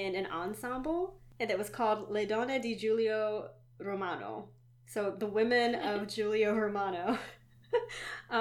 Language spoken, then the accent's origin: English; Western Pennsylvania, United States; I grew up in Western Pennsylvania